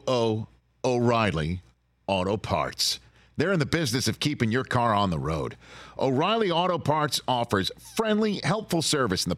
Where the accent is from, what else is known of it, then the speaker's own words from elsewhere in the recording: New York City, New York, United States; I'm from Staten Island, New York.